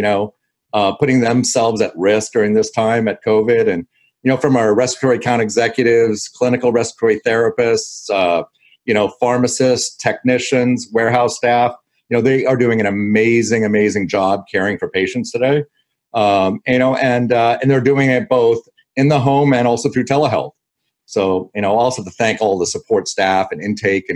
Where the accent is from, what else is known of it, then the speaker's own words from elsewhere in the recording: Los Angeles, California, United States; also born or lived in Canada; I was born in Canada. I left at 6 months old with my family, and I moved to Los Angeles.